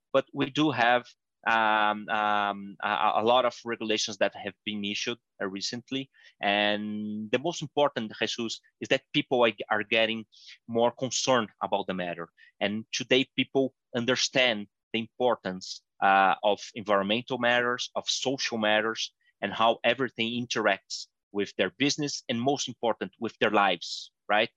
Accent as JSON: {"language": "English", "country": "Brazil", "said": "I'm from Brazil"}